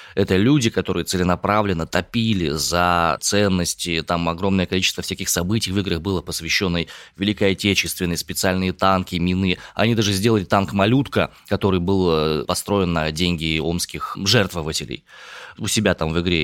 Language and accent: Russian; Omsk, Omsk Oblast, Russia; родом из Омска